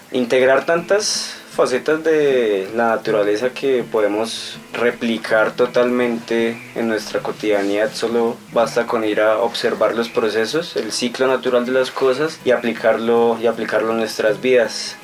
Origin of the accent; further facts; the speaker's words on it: Duitama, Boyacá, Colombia; también de la ciudad de Itama, eh, ingeniero agrónomo